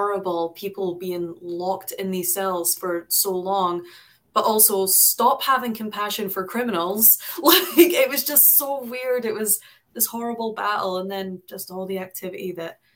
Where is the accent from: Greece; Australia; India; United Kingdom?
United Kingdom; moved away; I was born and raised in Britain